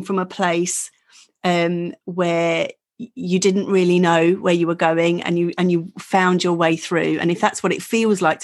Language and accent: English; Essex, East of England, United Kingdom; I'm from Essex, so I speak a whole different language.